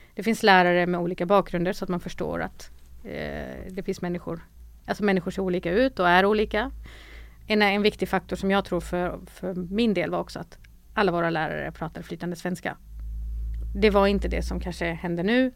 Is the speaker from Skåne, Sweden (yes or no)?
yes; Malmö, Skåne, Sweden; also born or lived in North Macedonia; jag är uppvuxen i Rosengård, har gått i Rosengårdsskolan